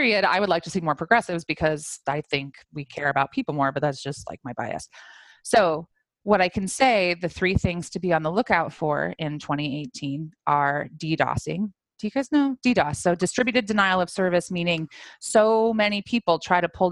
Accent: Iowa, United States; I'm from Iowa

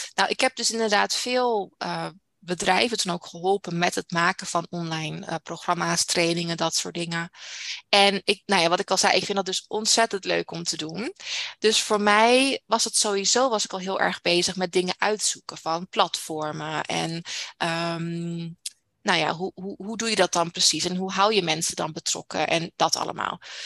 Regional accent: Netherlands; moved away as an adult; now in Canada; Ik ben nooit uit Nederland weggegaan

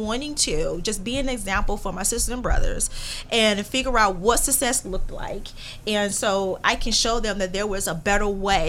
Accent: Chicago Heights, Illinois, United States; I grew up in Chicago Heights, Illinois.

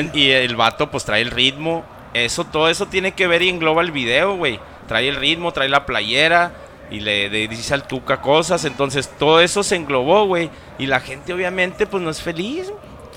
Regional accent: Ciudad Juárez, Chihuahua, Mexico; como mexicanos y como juarenses

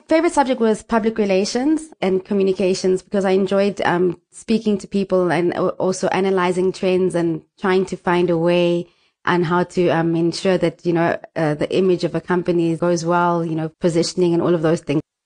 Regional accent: Nelspruit, Mpumalanga, South Africa; I was born in Mpumalanga, um, in a, the capital city called Nelspruit

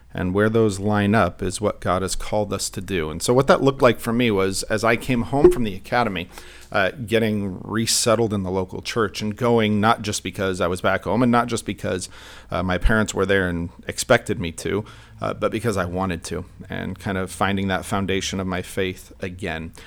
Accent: Santa Clarita, California, United States; I grew up in Santa Clarita, and I went to Canyon High School

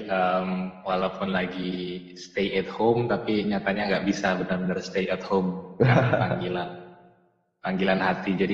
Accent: Jakarta, Indonesia; saya lahir di Tanah Abang, orang-orang tua saya, ibu saya Cipete, uh, eh, bapak saya, ayah saya Tanabang.

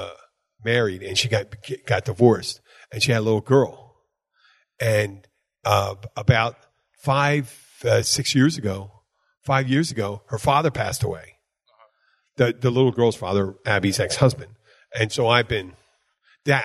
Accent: Philadelphia, Pennsylvania, United States; now in Florida Keys, United States; I'm from Philadelphia originally.

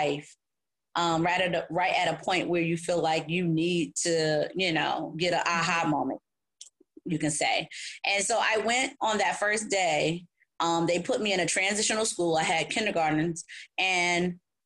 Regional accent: New Haven, Connecticut, United States; I'm from New Haven, Connecticut, born and raised

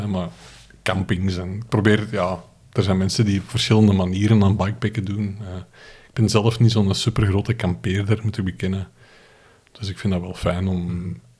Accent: Flanders, Belgium; born there; één in mijn geboortestreek, de Kimpen. vertrekken eh, vertrekken van Turnhout richting Eindhoven en terug.

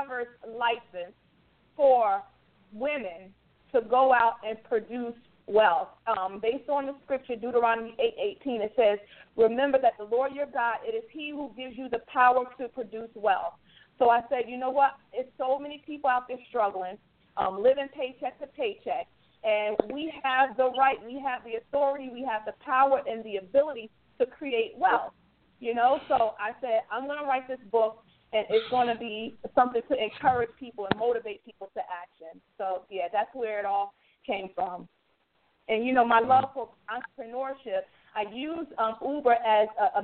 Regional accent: New Jersey, United States; I'm from New Jersey

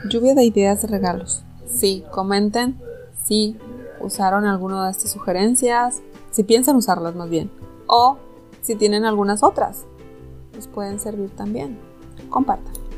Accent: Mexico; somos mexicanos

